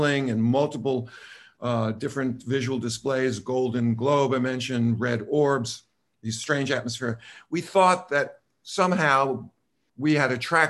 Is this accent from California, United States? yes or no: no; New York City, New York, United States; accent: New York; moved away; also born or lived in Los Angeles; And she and I both spent time in New York City. You probably can hear somewhat of my accent.